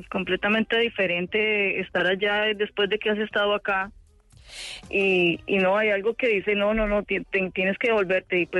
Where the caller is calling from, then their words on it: New York, United States; Yo estoy en Long Island.